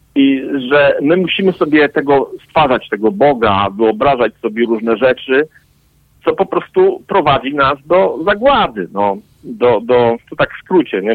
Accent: Poland; ja oczywiście wychowałem się w Polsce

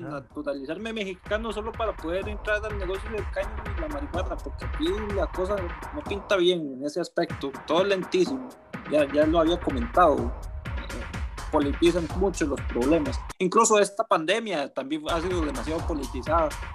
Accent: Costa Rica; yo soy de Costa Rica

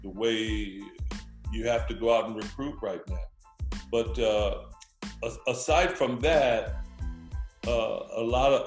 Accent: Compton, California, United States; also born or lived in Washington; I grew up in Compton, California

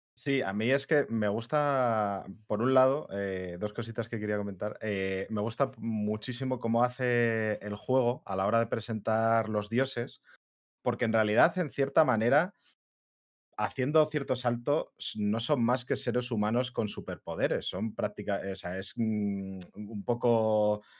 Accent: Madrid, Community of Madrid, Spain; somos dos de Madrid

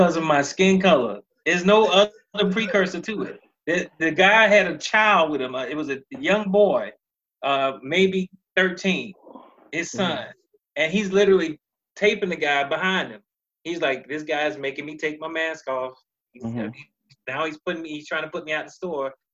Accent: United States; I'm from America

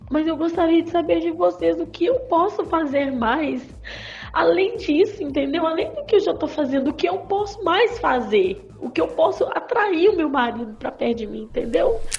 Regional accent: Betim, Minas Gerais, Brazil; sou de Minas Gerais, aqui de Betim

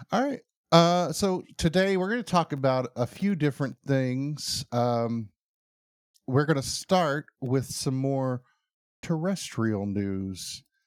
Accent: United States; I'm American

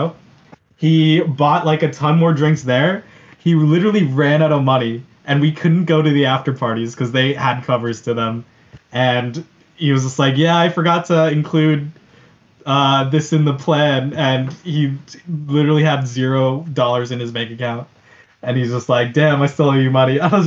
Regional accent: Lancaster, Pennsylvania, United States; I'm from Lancaster, too

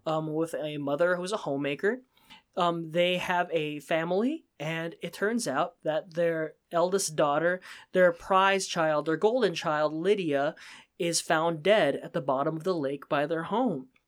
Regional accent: Pennsylvania, United States; as a Asian American myself, um, there, if someone who struggled with feeling like an outsider growing up in Pennsylvania where there's, was one of the only Asians in the school

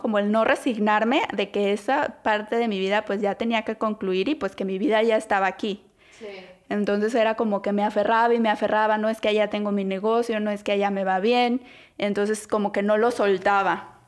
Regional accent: Guadalajara, Jalisco, Mexico; moved away as an adult; now in Toronto, Canada; soy mexicana de Guadalajara, Jalisco, tengo 32 años. Y eh, bueno, soy, estudié diseño gráfico en Guadalajara. Toda mi vida viví en Guadalajara hasta que me casé y me vine acá a vivir a Canadá

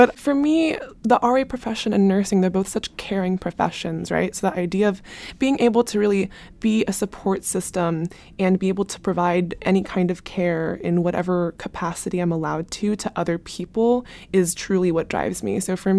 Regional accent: Foster City, California, United States; moved away as an adult; now in New York City, United States; I'm a junior from Foster City, California

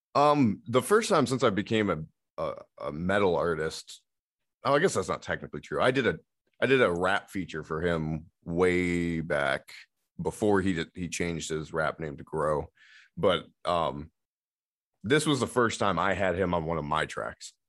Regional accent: Remus, Michigan, United States; also born or lived in Muskegon, Michigan; now in Zeeland, United States; I grew up in Remus

